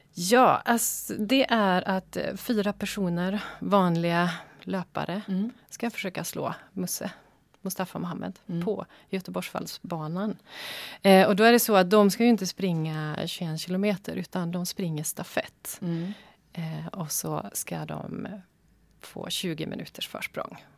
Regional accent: Västerbotten County, Sweden; moved away; jag är född och uppvuxen i Västerbotten

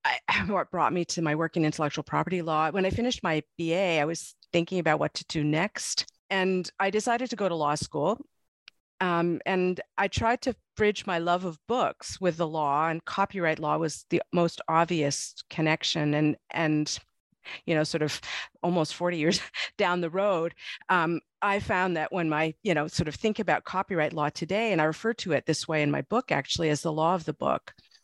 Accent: Montreal, Quebec, Canada; I was born and I grew up in Montreal in the province of Quebec. I went to French elementary school, and I'm therefore bilingual, even though we spoke English at home.

